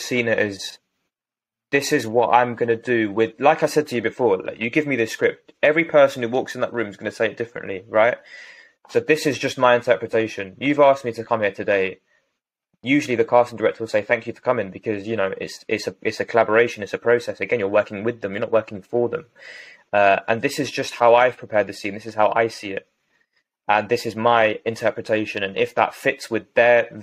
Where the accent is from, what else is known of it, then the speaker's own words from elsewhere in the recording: London, United Kingdom; from West London. I was going to say my hometown